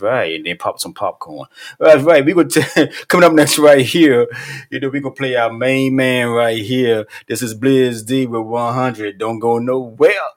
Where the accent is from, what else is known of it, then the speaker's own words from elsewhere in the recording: Virginia, United States; now in Charleston, United States; I'm born and raised in Virginia, but Charleston my home too